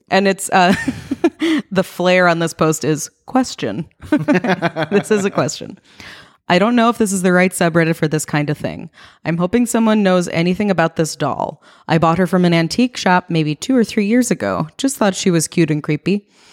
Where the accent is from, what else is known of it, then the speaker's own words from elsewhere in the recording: East Coast, United States; moved away as an adult; now in West Coast, United States; I grew up on the East Coast.